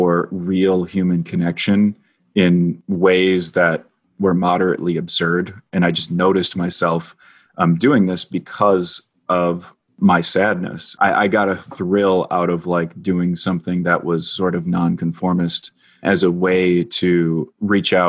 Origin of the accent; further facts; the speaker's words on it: Minnesota, United States; my home state of Minnesota